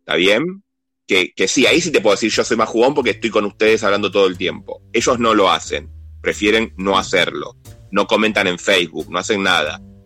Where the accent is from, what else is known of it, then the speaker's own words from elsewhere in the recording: Buenos Aires, Argentina; now in Burzaco, Argentina; Vivo en Buenos Aires, soy de la República de San Telmo, pero me mudé a, a, a las orillas, al mundo exterior, a Bursaco.